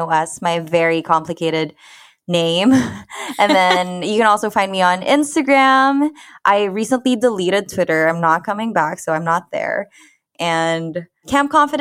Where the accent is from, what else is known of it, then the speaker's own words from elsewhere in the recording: Philippines; as a Filipina